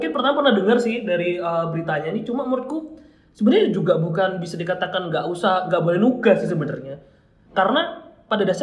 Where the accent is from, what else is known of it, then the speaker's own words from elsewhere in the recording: Malang, East Java, Indonesia; Terus ngomongin tempat-tempat di khususnya di Malang nih ya kan iya. kita orang Malang nih.